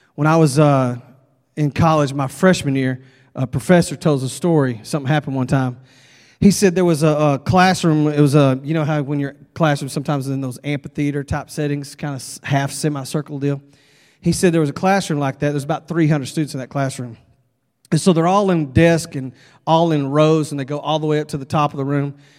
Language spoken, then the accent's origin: English; Texas, United States; I'm from Texas